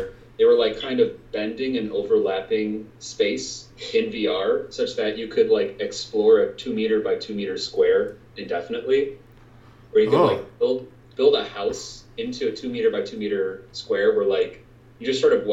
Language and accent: English; Midwest, United States; I'm from the Midwest